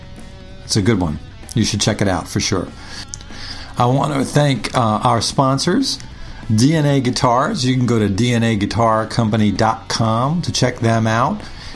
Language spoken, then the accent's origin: English; Long Island, New York, United States; I grew up on Long Island in New York